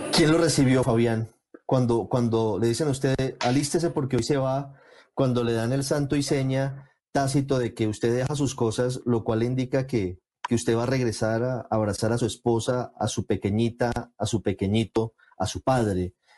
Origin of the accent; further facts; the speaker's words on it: Colombia; todos somos colombianos